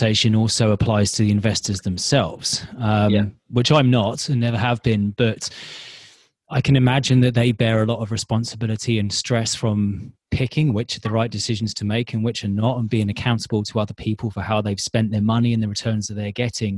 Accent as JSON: {"language": "English", "region": "England", "country": "United Kingdom", "moved": "yes", "lives_now": "California, United States", "said": "I come from England"}